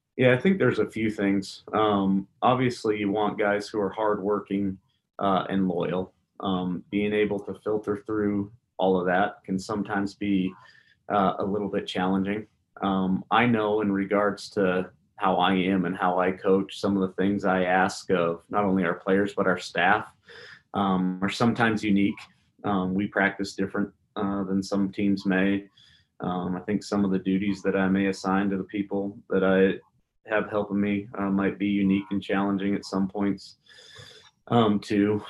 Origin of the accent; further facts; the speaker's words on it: Spokane, Washington, United States; moved away; I was from Spokane